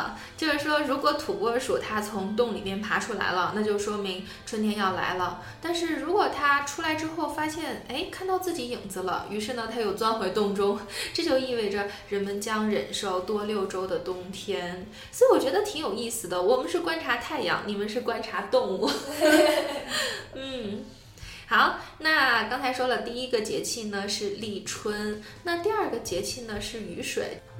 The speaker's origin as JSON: {"language": "Chinese", "country": "China", "also_born_or_lived": "Tianjin", "said": "作为一个中国人"}